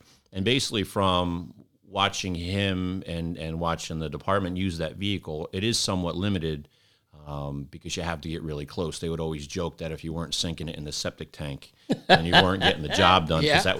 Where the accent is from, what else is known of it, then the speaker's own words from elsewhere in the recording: New York, United States; I grew up in Westchester with a countywide system where you had mutual aid packs